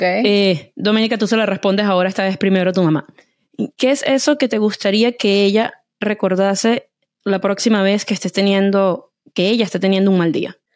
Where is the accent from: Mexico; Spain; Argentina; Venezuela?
Venezuela; como diríamos en Venezuela